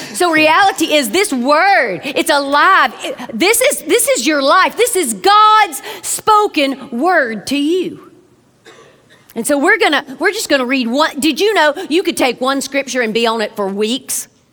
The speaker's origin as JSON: {"language": "English", "region": "South Georgia", "country": "United States", "moved": "yes", "lives_now": "Birmingham, United States", "said": "I'm originally from South Georgia"}